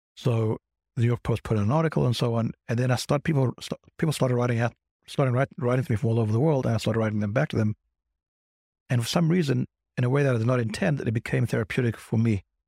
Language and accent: English; South Africa; now in Crown Heights, United States; I'm British, no, I'm South African.